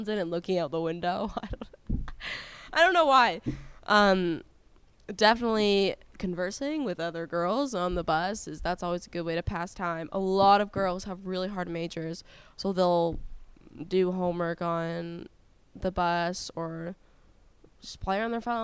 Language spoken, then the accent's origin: English; Canada; moved away; I'm Canadian